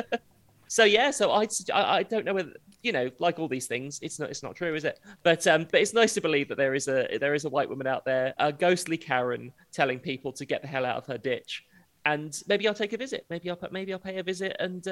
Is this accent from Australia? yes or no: no; United Kingdom; it's in the Quantox, which being British already sounds like a swear word.